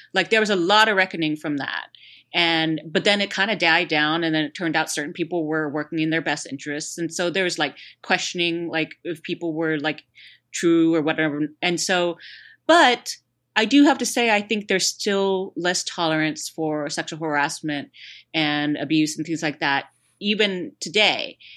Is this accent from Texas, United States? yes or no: yes; Houston, Texas, United States; there was one in Houston too, so it's kinda like my hometown